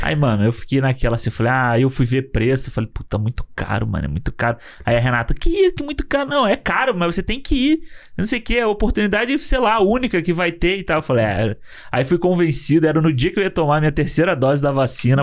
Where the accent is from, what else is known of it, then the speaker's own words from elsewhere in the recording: Brazil; sou do Brasil